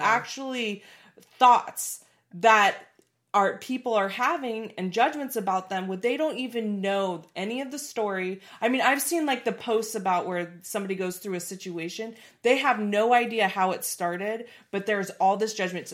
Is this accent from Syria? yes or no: no; Portland, United States; I grew up in Portland